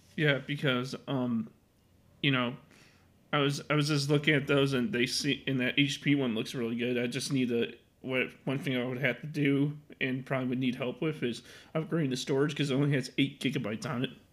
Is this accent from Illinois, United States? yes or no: yes; Chicago, Illinois, United States; I've been living in Chicago my whole life